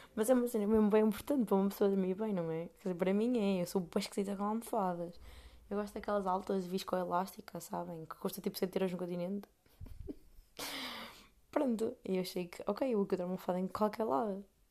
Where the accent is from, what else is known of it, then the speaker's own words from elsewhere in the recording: Portugal; moved away as an adult; now in Amsterdam, Netherlands; sou portuguesa